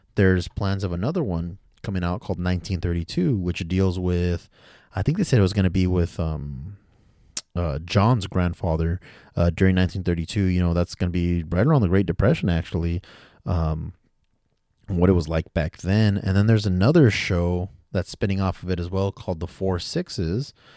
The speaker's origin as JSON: {"language": "English", "country": "United States", "said": "I say we as an American, 'cause I consider myself an American"}